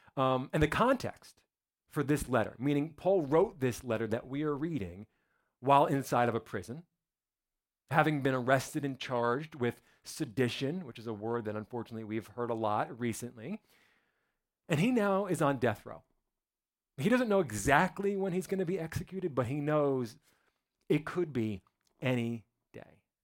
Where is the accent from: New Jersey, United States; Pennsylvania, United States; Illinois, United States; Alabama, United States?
New Jersey, United States; moved away; I'm from New Jersey, right outside of Manhattan